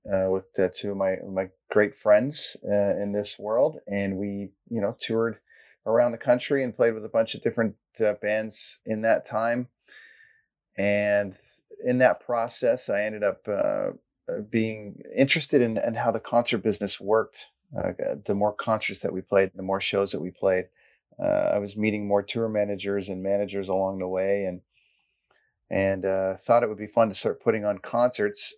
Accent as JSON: {"language": "English", "town": "Port Perry", "region": "Ontario", "country": "Canada", "tie": "born or raised there", "said": "I grew up in Caesarea and Blackstock area, and then I ended up going to Port Perry High School"}